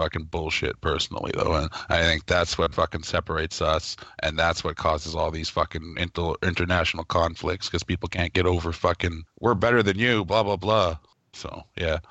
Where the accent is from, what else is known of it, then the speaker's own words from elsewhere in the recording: Canada; I'm from Canada